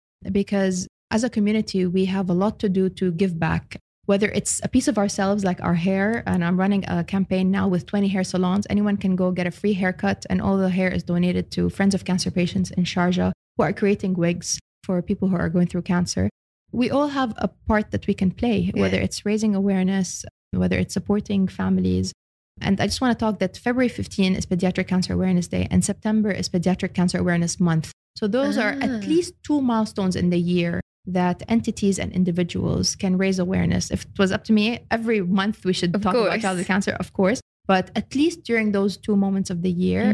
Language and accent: English; Australia; also born or lived in Lebanon; now in United Arab Emirates; I'm Lebanese Australian.